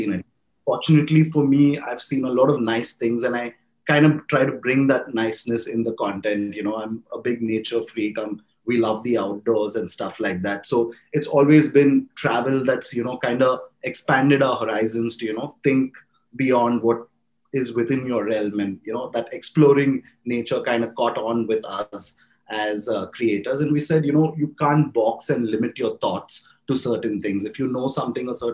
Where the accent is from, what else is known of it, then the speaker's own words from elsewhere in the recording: India; I'm being an Indian Muslim here